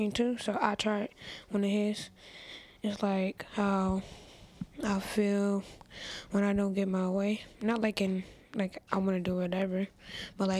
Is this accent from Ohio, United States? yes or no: yes; Cleveland, Ohio, United States; I was born in Cleveland. I have been here my whole life